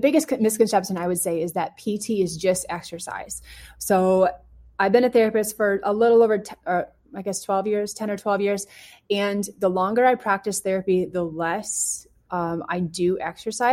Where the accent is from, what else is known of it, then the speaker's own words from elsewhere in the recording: Canada; moved away; I'm from Canada